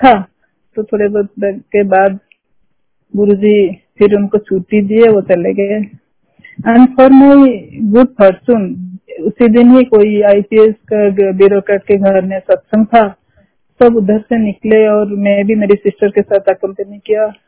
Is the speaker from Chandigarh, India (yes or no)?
no; Odisha, India; also born or lived in Singapore; we are from Odisha and we are Odia I M A Odia lady